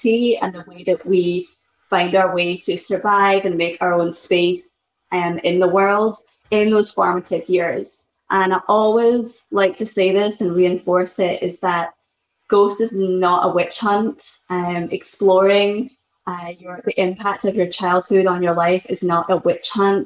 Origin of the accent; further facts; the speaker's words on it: Scotland, United Kingdom; moved away as an adult; now in Boston, United States; I'm originally from Scotland, but I've lived in Boston for the best part of the last decade. And I moved to the US when I was 20